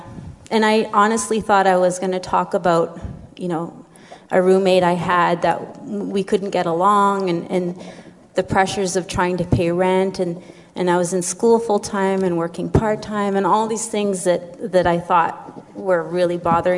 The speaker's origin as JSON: {"language": "English", "area": "community 4 hours north of Thunder Bay", "region": "Ontario", "country": "Canada", "moved": "yes", "said": "I come from Sulakot, which is 4 hours north of Thunder Bay."}